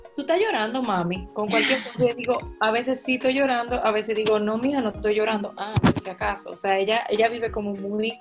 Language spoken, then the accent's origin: Spanish; La Vega, Dominican Republic; Yo soy de La Vega